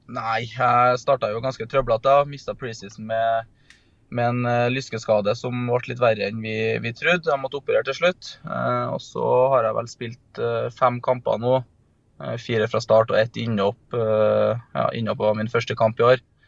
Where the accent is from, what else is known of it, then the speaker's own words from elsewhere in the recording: Trøndelag, Norway; som trønder